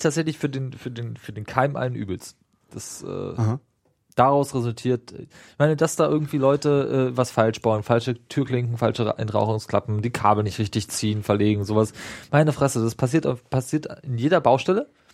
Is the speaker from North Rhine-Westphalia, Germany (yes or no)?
no; Dahme-Spreewald district, Spreewald part, Brandenburg, Germany; now in Berlin, Germany; ich komme übrigens aus dem Landkreis, da am ja. Spreewald, äh, nur aus dem Spreewaldteil und nicht da oben mhm. an Berlin